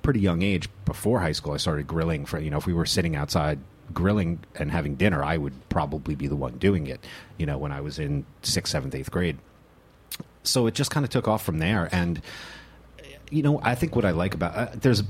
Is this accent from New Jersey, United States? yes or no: yes; New Jersey, United States; moved away as an adult; now in New York City, United States; I grew up in North Jersey, just north of the George Washington Bridge